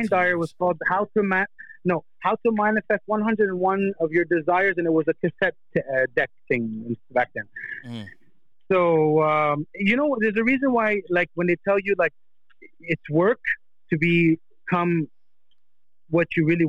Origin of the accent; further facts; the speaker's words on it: Canada; moved away; But if you saw me 20 years ago when I came from Canada, brother, I was just a douchebag.